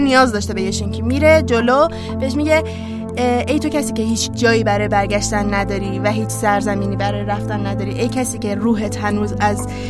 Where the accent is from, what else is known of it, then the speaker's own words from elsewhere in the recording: Iran; با همین نژاد به عنوان یک ایرانی زندگی کنم